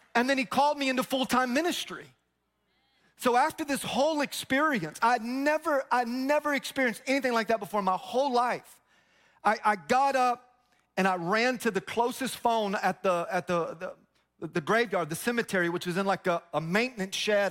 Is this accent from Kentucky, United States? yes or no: no; Tampa, Florida, United States; I grew up in Tampa